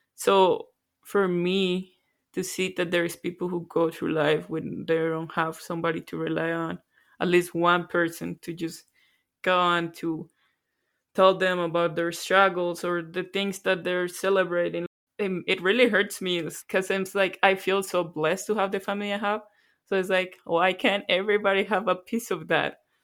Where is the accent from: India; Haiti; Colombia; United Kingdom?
Colombia; moved away as an adult; now in Canada; Born and raised in Colombia. Moved to Canada about nine years ago.